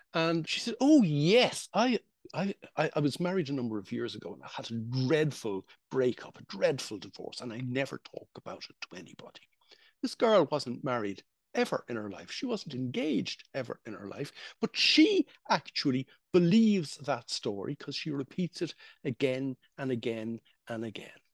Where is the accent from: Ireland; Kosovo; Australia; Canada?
Ireland; I was growing up in Ireland in the 1960s